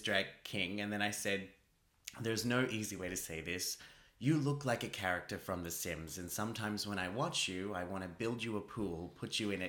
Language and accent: English; Australia; I'm an Australian.